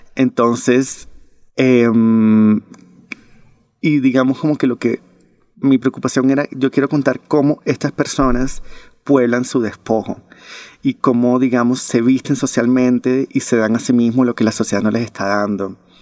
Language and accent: Spanish; Barranquilla, Atlántico, Colombia; mi ciudad natal, que es Barranquilla